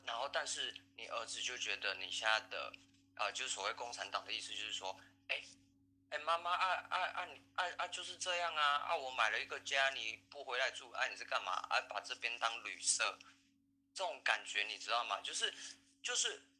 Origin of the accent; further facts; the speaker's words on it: Taiwan; 我们台湾人